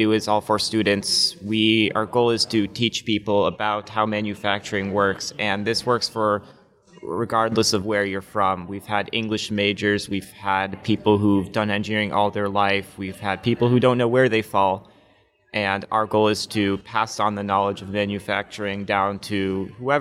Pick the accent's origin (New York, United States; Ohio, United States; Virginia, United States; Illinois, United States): Illinois, United States; Chicago; also born or lived in China; I grew up in Chicago, and I've actually lived in China for 5 years